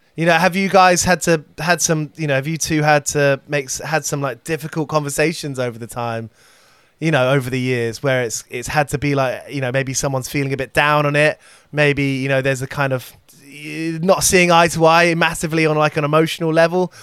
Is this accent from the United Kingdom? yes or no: yes; United Kingdom; as a British person